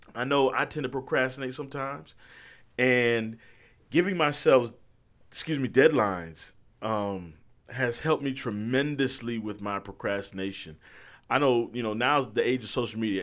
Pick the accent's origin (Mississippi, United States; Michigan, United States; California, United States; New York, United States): Michigan, United States; Berrien Springs; moved away; also born or lived in Huntsville, Alabama; I went to a school called Andrews University, which was located in my hometown.